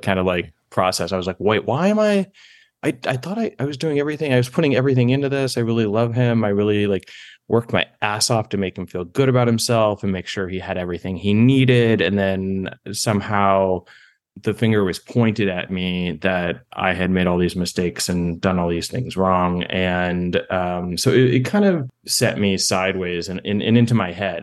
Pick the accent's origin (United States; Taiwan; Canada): United States; East Coast; moved away; I'm from the East Coast